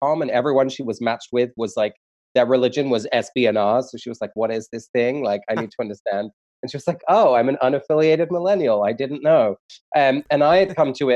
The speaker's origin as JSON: {"language": "English", "region": "England", "country": "United Kingdom", "moved": "as an adult", "lives_now": "United States", "said": "I'm from England originally. I moved to the US about 6 years ago"}